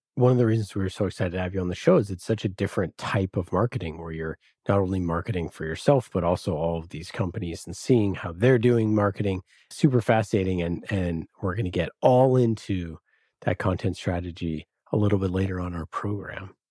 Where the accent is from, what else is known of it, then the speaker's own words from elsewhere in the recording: Oakland, California, United States; I'm from Oakland.